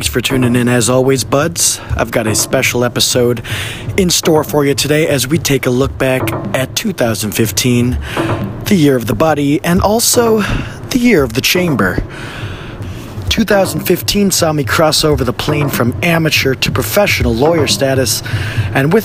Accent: Detroit, Michigan, United States; now in Chicago, United States; Detroit, my hometown, the birthplace of techno

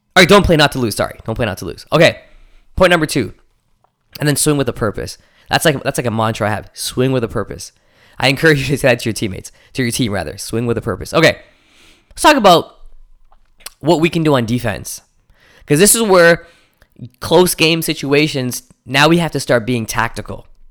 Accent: Toronto, Ontario, Canada; my hometown of Toronto

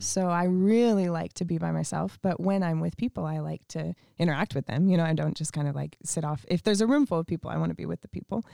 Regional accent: Montana, United States; also born or lived in Canada; now in California, United States; we moved to Montana when I was five years old

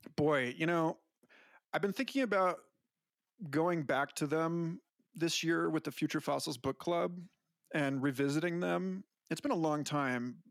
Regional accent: Orlando area, Florida, United States; born or raised there; now in New Mexico, United States

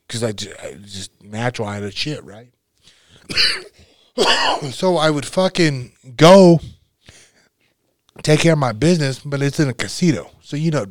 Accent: North Platte, Nebraska, United States; my hometown. That was how big it was, North Platte

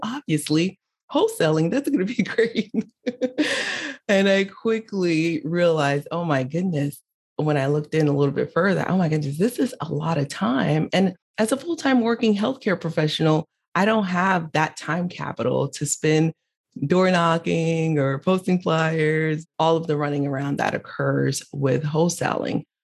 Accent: Miami, Florida, United States; also born or lived in Haiti; I was born in Haiti, raised in Miami

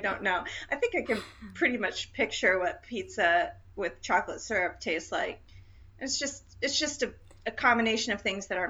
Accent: the South, United States; My whole family is from the Midwest, as you know. And I used to come back to the South

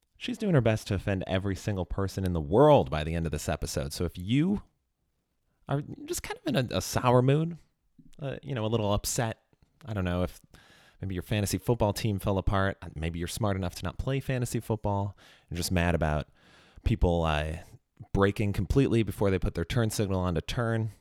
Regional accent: Chicago, Illinois, United States; moved away; also born or lived in Los Angeles; I'm from Chicago originally, and I actually did live in L A for a couple of years

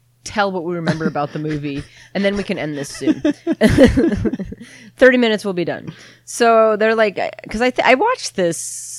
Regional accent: United States; I grew up on the North Shore.

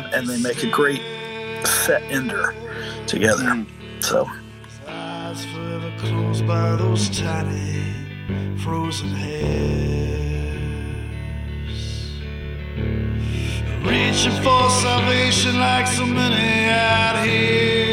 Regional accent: Ouray, Colorado, United States; moved away; I still spend about half the year in my hometown of Ouray, Colorado

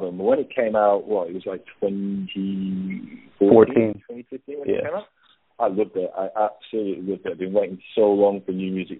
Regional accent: United Kingdom; moved away as an adult; now in Australia; I'm originally from the UK. I moved over here when I was 30

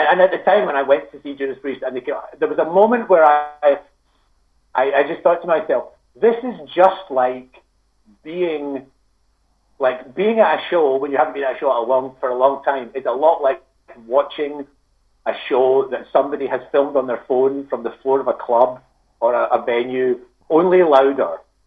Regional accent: Scotland, United Kingdom; I'm from Scotland

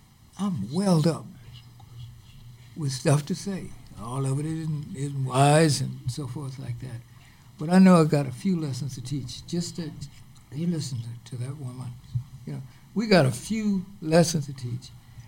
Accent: Florida, United States; also born or lived in Georgia / New York / Ohio; now in Minnesota, United States; I was born in Georgia, raised in Florida, and partly raised in New York. I see I'm a drifter.

